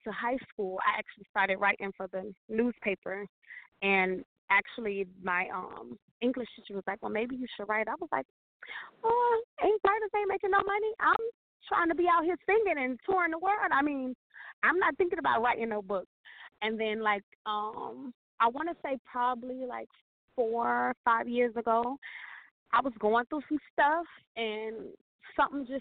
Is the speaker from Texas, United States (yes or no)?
no; Miami, Florida, United States; I am from Miami, Florida